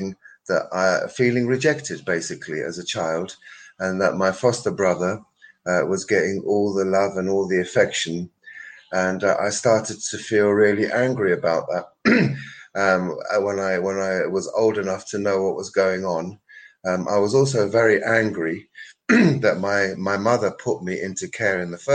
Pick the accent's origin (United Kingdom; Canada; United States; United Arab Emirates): United Kingdom; London; I was born in London in 1954